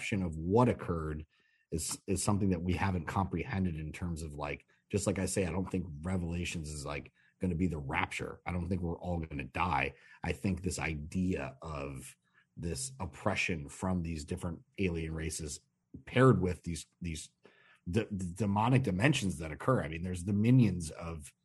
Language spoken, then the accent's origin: English; Chicago, Illinois, United States; I'm from Chicago.